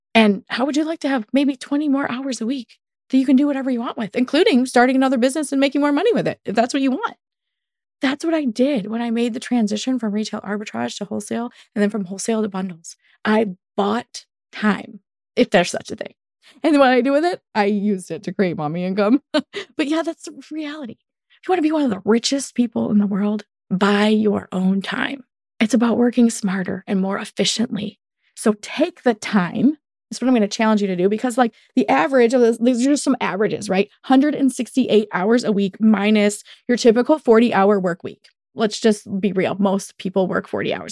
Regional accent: United States; Welcome to being American.

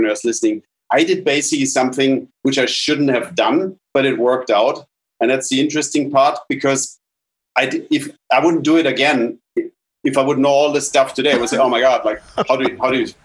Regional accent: Munich, Bavaria, Germany; moved away; So I grew up in Germany, in a little town called Munich.

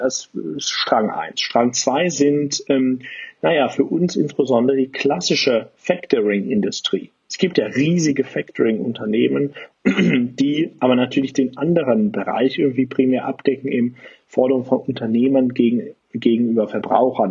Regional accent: Aachen, North Rhine-Westphalia, Germany; komme ja wie gesagt aus Aachen, bin äh, echter Rheinländer

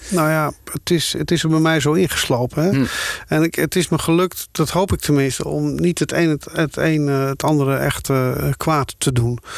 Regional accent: Schoorl, North Holland, Netherlands; moved away; also born or lived in Amsterdam / Hilversum; ik kom uit Schorel, Noord-Holland.

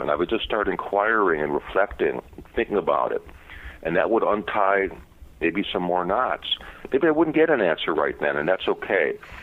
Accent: Chicago, Illinois, United States; I grew up in Chicago in a kind of tough neighborhood

